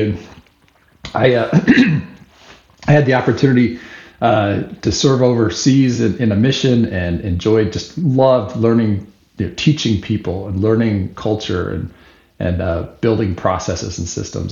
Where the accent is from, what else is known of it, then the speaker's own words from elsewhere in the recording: Salt Lake City, Utah, United States; moved away as an adult; now in Albany, United States; Born and raised in Salt Lake City, Utah